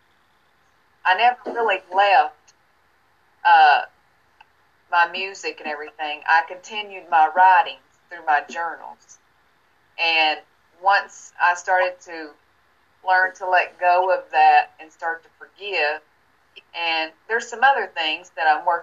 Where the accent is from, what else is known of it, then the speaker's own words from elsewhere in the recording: Tennessee, United States; moved away as an adult; now in Florida, United States; I moved from my hometown in Tennessee and moved here to Florida.